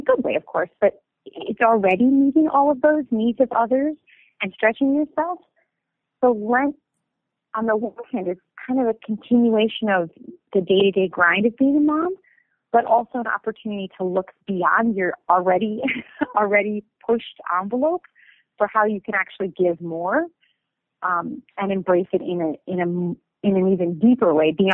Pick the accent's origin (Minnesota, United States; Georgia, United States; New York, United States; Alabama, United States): Minnesota, United States; St. Paul; I'm from Minnesota originally. In fact, my husband and I bought my family's home. So I literally am where I grew up right now as I speak to you.